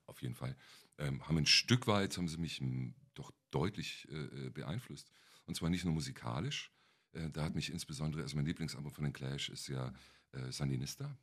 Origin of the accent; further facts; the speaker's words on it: Kempten, Bavaria, Germany; moved away as an adult; also born or lived in North Rhine-Westphalia; now in Berlin, Germany; In meiner Heimatstadt, in Kempten im Allgäu.